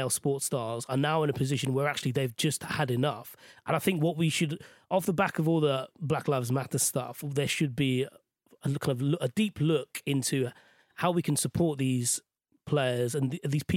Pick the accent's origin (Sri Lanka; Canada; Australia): Sri Lanka; now in United Kingdom; in Sri Lanka, where I grew up